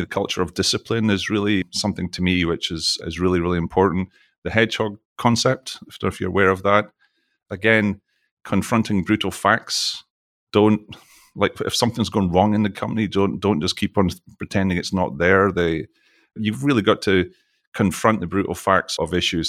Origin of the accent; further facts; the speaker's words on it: Scotland, United Kingdom; now in Texas, United States; you can probably tell from my accent, I'm from Scotland